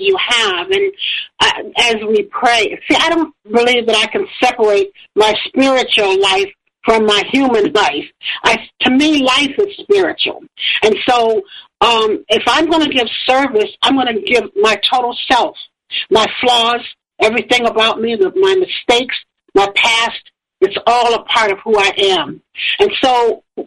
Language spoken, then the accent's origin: English; Toledo, Ohio, United States; moved away as an adult; also born or lived in Florida; I moved from Florida back to Toledo